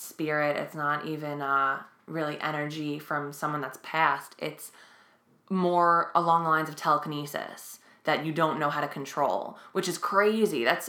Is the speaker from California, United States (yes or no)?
no; New York City, New York, United States; we're from Staten Island